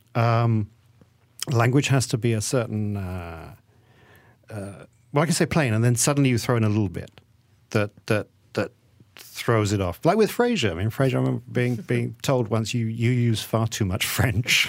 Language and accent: English; England, United Kingdom; moved away as an adult; now in Malaysia; I am Malaysian, and, but I grew up in, in England. And so when I came back after twenty years of living there